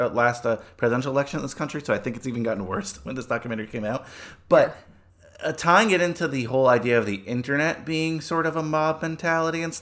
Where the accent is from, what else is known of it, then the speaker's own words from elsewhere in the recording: New Jersey, United States; I grew up in New Jersey, in a pretty liberal town in a very liberal state